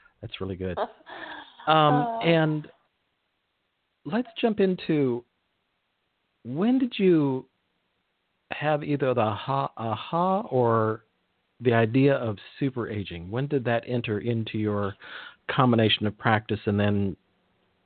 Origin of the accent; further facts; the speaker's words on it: Big Sur, central California, United States; I grew up near Big Sur, Esalen.